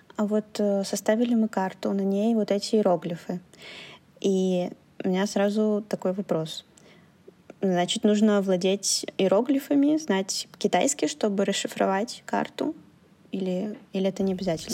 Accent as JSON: {"language": "Russian", "country": "Belarus", "tie": "born or raised there", "moved": "yes", "lives_now": "China", "said": "я же родилась в Беларуси"}